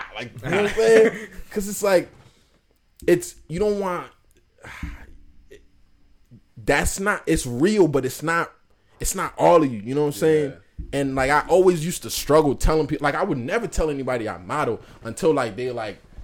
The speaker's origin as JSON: {"language": "English", "town": "Worcester", "region": "Massachusetts", "country": "United States", "said": "from Worcester"}